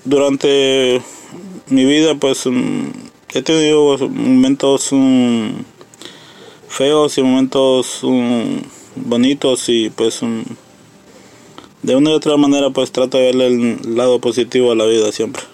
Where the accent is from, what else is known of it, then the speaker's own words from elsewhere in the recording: Honduras; moved away as an adult; now in United States; nosotros emigramos de Honduras por motivos de que allá hay mucha delincuencia